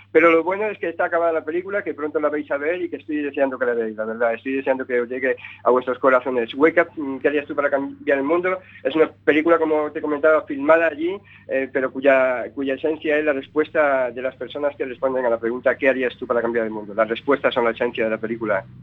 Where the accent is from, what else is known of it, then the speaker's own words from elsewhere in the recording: Benicàssim, Valencian Community, Spain; el lugar donde me crié, en Castellón, en Benicassin, ¿no? En un lugar donde eh, he crecido, donde he pasado mi, niñez y, mi adolescencia